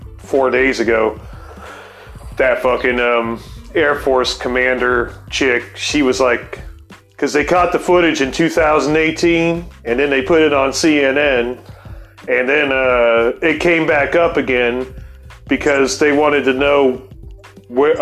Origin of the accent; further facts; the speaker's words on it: North Carolina, United States; I grew up with out in North Carolina